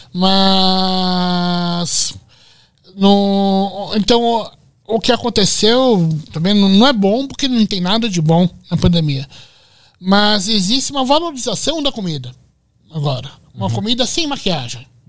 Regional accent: São Paulo, Brazil; Eu sou do bairro da Lapa, em São Paulo

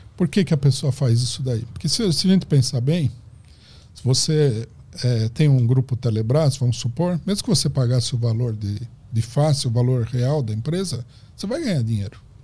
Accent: Brazil; nós somos brasileiros

